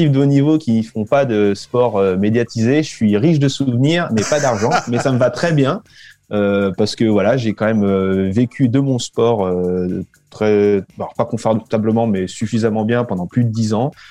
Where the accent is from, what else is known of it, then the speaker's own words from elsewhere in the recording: France; moved away as an adult; Je me suis moi-même senti un petit peu euh, euh, étranger, immigré quand je suis revenu en France au bout de dix ans à l'étranger. C'était